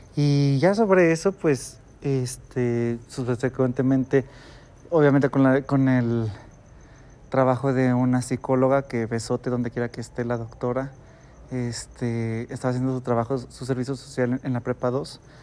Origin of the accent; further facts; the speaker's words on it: Guadalajara, Jalisco, Mexico; un tapatío, alguien de Guadalajara